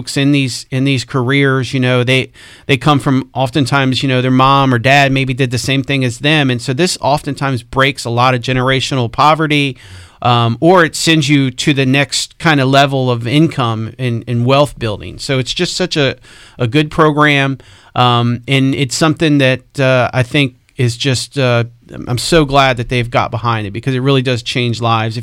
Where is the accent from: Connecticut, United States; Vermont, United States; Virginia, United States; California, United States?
Virginia, United States; Spotsylvania; I grew up in Spotsy